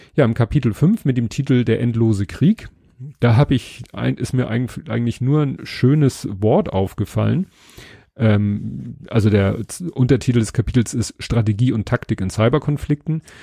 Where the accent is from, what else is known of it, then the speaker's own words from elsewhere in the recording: Hamburg, Germany; was ich als Hamburger kenne